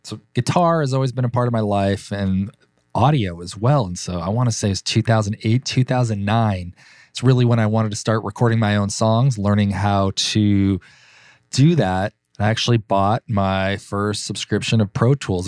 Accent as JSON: {"language": "English", "town": "Burbank", "region": "California", "country": "United States", "tie": "born or raised there", "said": "Born and raised in Los Angeles, in Burbank, California."}